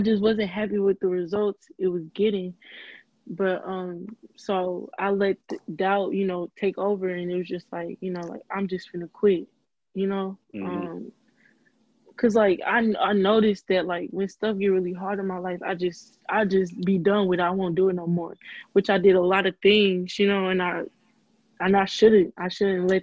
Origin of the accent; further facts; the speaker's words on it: East St. Louis, Illinois, United States; I'm from East St. Louis, Illinois